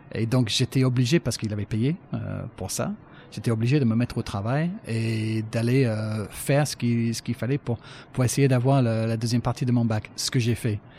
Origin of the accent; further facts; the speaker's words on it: Brighton, South East England, United Kingdom; French is a second language; moved away as an adult; also born or lived in Paris / Manchester; now in France; je cherche à devenir journaliste euh, d'abord chez moi à Brighton